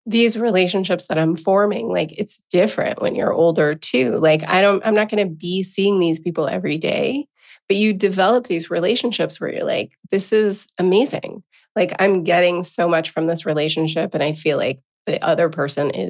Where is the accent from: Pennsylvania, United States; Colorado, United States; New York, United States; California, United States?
California, United States; Encinitas; moved away as an adult; also born or lived in Portland; I'm going back to my hometown of Encinitas, California